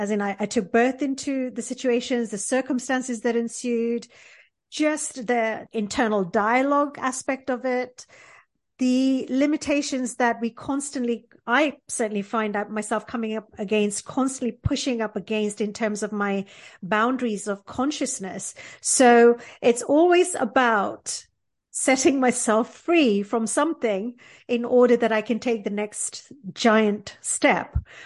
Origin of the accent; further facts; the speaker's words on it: Porbandar, Gujarat, India; born there; I was born in India in a port town called Porbandar, which is best known for being the hometown of Mahatma Gandhi.